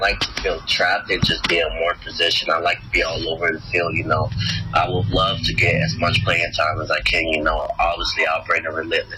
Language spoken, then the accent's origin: English; Georgia, United States; also born or lived in Olympia, Washington; now in Asheville, United States; we're from Georgia, but she stayed in Georgia. We moved up to Washington